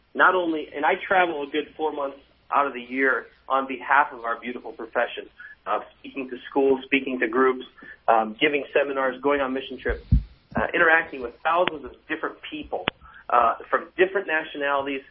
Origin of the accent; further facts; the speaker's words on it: United States; now in Norway; I get the privilege of being American and being a permanent resident in Norway